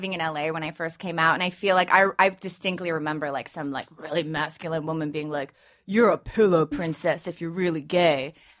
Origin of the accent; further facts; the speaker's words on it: United Kingdom; I'm British, and, like, that, and that's been, like, my lifeline, survival tactic